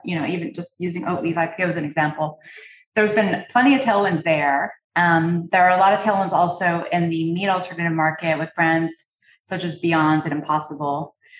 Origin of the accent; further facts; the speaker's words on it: Canada; I'm from Canada